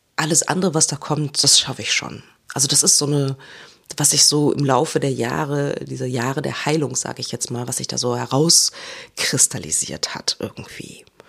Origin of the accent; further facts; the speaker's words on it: Germany; first language German; moved away; dieser unglaublich hohe Lebensstandard, den wir in Deutschland haben